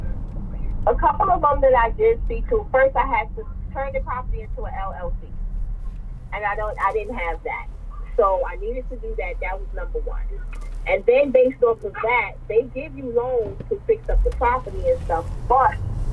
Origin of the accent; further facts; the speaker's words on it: New York, United States; I'm from New York